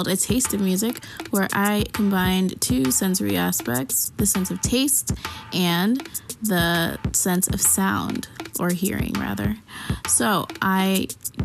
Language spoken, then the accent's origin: English; Arlington, Virginia, United States; moved away as an adult; also born or lived in California; I am from Virginia, Arlington, Virginia, actually, and I moved to California for school